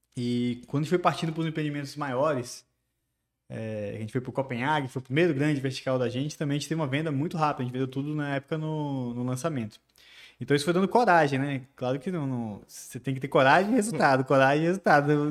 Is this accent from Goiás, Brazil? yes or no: no; Barreiras, Bahia, Brazil; also born or lived in Salvador / Brasília; E eu vivi minha infância toda aqui em Barreiras